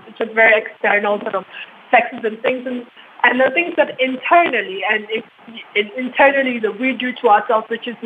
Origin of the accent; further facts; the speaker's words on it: Ghana; as a Ghanaian woman